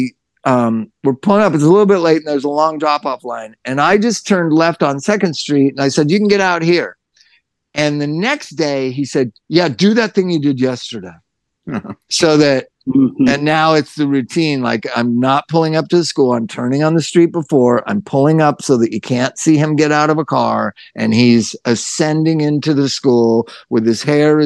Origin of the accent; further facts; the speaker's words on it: Los Angeles, California, United States; moved away; I'm from Hollywood